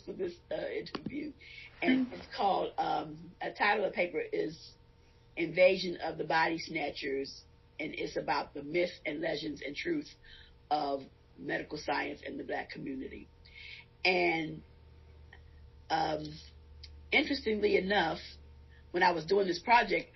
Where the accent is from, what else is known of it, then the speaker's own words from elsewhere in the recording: Baltimore, Maryland, United States; now in Indiana, United States; I grew up in Baltimore, Maryland, and growing up in the East Baltimore